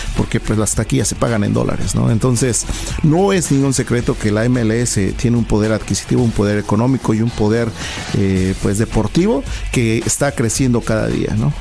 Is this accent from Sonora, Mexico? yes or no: no; Puebla, Mexico; Soy de la ciudad de Puebla